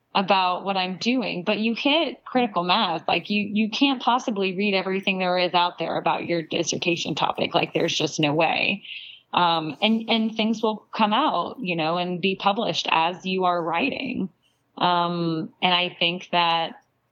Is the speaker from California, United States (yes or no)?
no; Charleston, South Carolina, United States; I'm actually from South Carolina. Okay. I'm from Charleston, which is near the coast of South Carolina